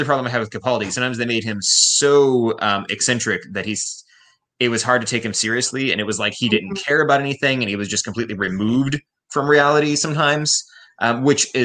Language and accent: English; United States; I'm American